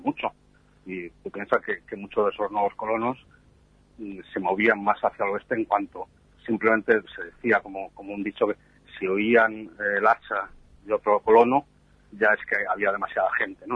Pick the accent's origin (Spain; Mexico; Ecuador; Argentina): Spain; yo que soy español